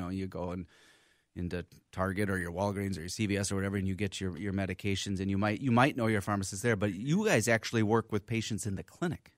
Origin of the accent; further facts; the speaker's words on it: Minneapolis, Minnesota, United States; I'm from here. Went to my schooling here